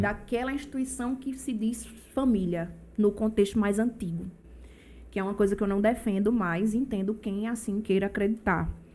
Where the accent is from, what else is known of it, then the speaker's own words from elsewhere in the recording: Brazil; moved away as an adult; now in João Pessoa, Brazil; eu morei a vida toda em Bahia. Tem pouco tempo que eu moro em João Pessoa. Eu construí minha vida lá em Bahia